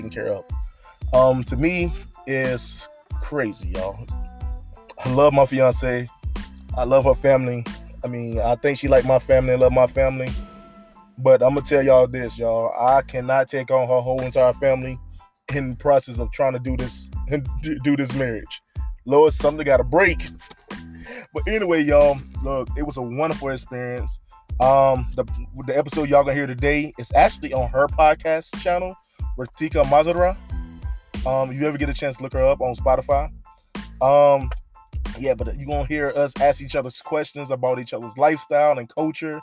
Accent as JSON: {"language": "English", "country": "United States", "said": "I'm American."}